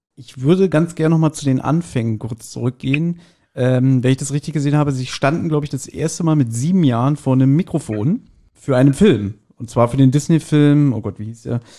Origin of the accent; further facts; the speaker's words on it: Berlin, Germany; wir sind ja alle drei, wir sind ja auch Berliner.